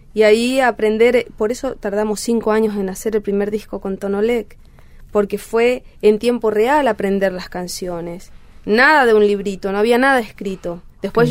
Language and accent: Spanish; Clorinda, Formosa, Argentina; Yo nací en Clorinda Formosa